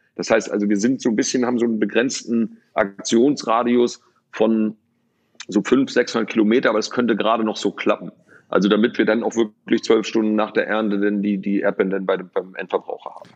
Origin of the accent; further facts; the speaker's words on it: Lübeck, Schleswig-Holstein, Germany; moved away; also born or lived in Rostock; ich bin in Lübeck geboren